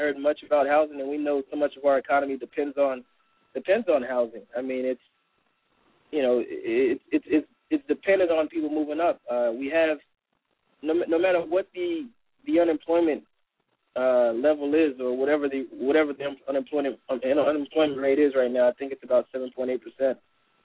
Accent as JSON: {"language": "English", "region": "South Florida", "country": "United States", "tie": "born or raised there", "said": "I grew up here in South Florida"}